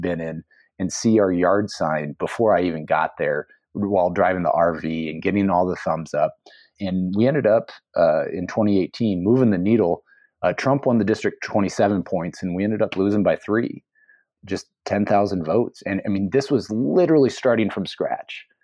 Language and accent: English; Iowa, United States; moved away as an adult; also born or lived in Seattle; the Iowa I grew up